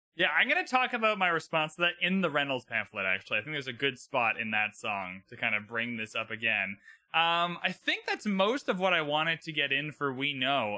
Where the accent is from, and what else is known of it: Canada